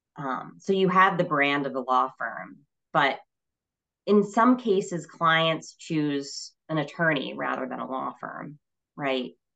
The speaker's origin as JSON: {"language": "English", "region": "Connecticut", "country": "United States", "tie": "born or raised there", "also_born_or_lived": "Vermont", "moved": "as an adult", "said": "I moved back to my home state in 2010 um, and worked for a law firm for eight years here in Hartford"}